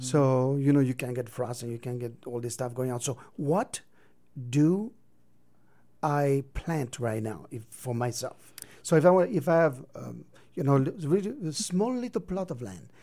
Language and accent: English; San Diego, California, United States; moved away; I'm from San Diego